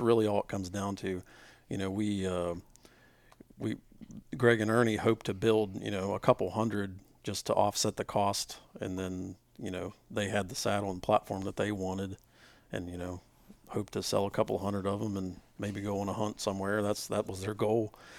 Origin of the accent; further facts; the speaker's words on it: West Virginia, United States; we're all from West Virginia.